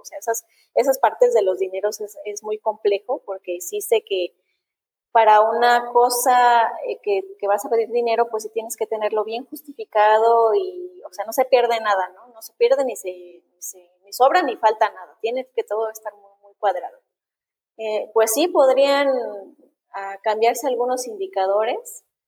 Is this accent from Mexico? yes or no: yes; Mexico; a millones de mexicanos también nos pasa esto